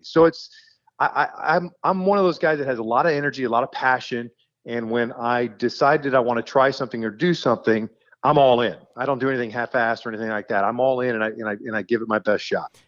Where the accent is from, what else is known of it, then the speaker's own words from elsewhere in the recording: Kansas City, Missouri, United States; I grew up in Kansas City